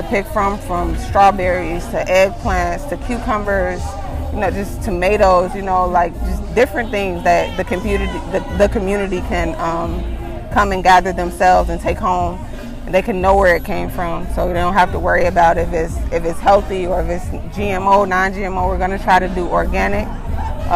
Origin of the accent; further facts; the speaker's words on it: Chicago, Illinois, United States; my hometown is, you know, being knowledgeable and becoming better, because, you know, we see Chicago in a bad light